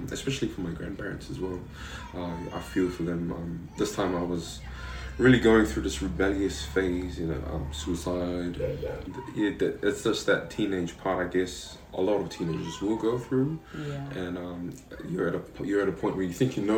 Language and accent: English; Avarua, Cook Islands; also born or lived in Manihiki; I was born on the island of Manihiki, and that's where I was born. I was raised here, and I was raised by my grandparents, who fell in love with me at a young age and said, "Hey, we want to raise this child," and yeah, I was raised here in Rarotonga, so I've been here pretty much 22 years of my life